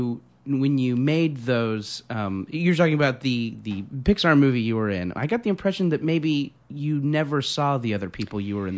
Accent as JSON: {"language": "English", "area": "Orange County", "region": "California", "country": "United States", "tie": "born or raised there", "also_born_or_lived": "Beaumont, Texas", "moved": "as an adult", "said": "I was born in Beaumont, Texas, and when I was like 3, we moved to Orange County, California, and yeah, that's where I stayed till I went to college."}